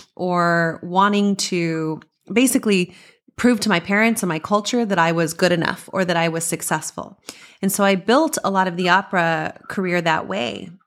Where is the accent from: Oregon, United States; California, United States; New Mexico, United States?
New Mexico, United States; Las Cruces; I grew up in Las Cruces, New Mexico